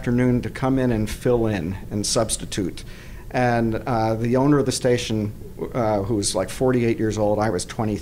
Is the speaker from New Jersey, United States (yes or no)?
yes; South Orange, New Jersey, United States; moved away as an adult; also born or lived in Madison, Wisconsin / Boulder, Colorado; now in San Diego, United States; I'm from South Orange, New Jersey